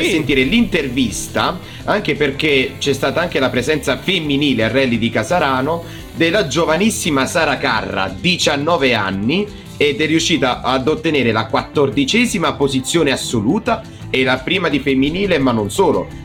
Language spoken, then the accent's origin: Italian; Cisternino, Apulia, Italy; No, sono di Cisternino.